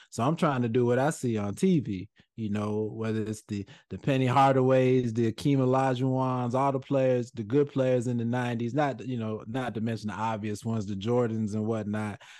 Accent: Bronx, New York, United States; born there; now in Georgia, United States; I moved from I moved from New York. I was born in the Bronx. Uh, you know, moved moved to Georgia.

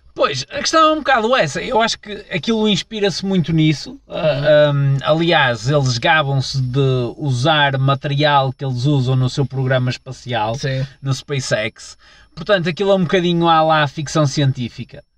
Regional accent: Portugal

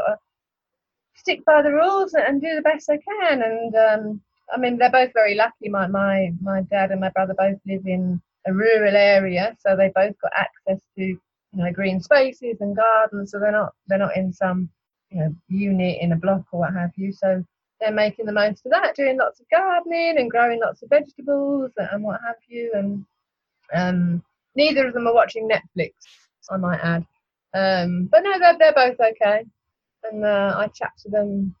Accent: United Kingdom; moved away as an adult; also born or lived in Argentina; now in Australia; I'm British, and I'll never be Australian

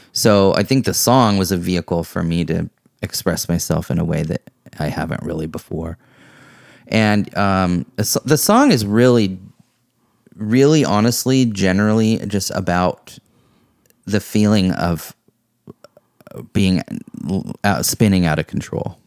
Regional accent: Vashon Island, Washington, United States; growing up on Vashon Island

